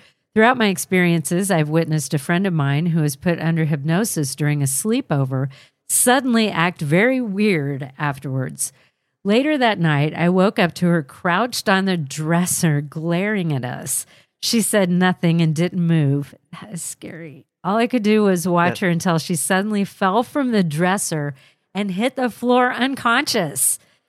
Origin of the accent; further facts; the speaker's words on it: Mesa, Arizona, United States; I grew up in Mesa, Arizona. From what I can recall, everywhere that I've lived, I've always experienced something.